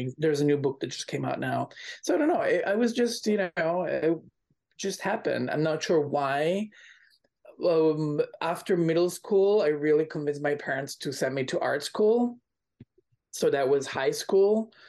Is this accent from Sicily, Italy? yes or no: no; Milan, Lombardy, Italy; I was born in Milan, Italy